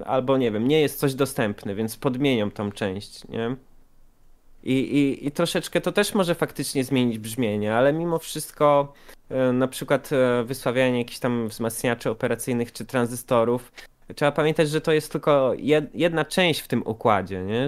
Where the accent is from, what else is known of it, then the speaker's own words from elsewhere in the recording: Poland; jestem faktycznie z Polski